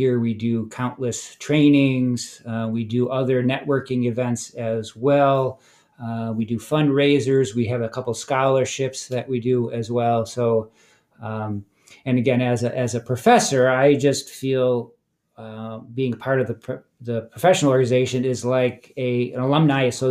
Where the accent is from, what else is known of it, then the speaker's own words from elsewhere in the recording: Buffalo, New York, United States; moved away as an adult; I'm originally from Buffalo, New York